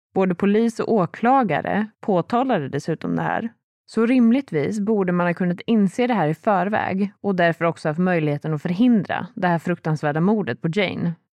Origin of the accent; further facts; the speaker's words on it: Sweden; här hemma i Sverige